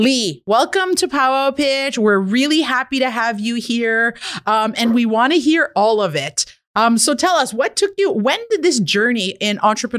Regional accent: Kitigan Zibi Anishinabeg, Quebec, Canada; I'm an Anishinaabe entrepreneur from Kittagong Zibi Anishinaabe.

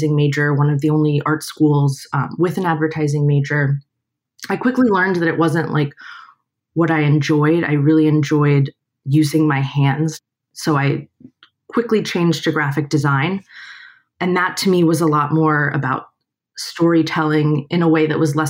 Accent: Miami, Florida, United States; I was born and raised in Miami, Florida.

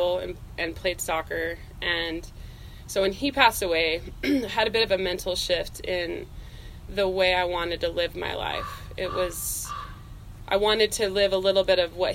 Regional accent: Tremonton, Utah, United States; I am born and raised in Utah, so native Utahn. I grew up in northern Utah, up by Tremonton

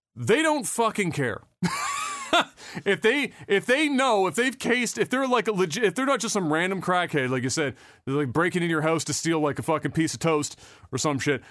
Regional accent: Canada; as a Canadian

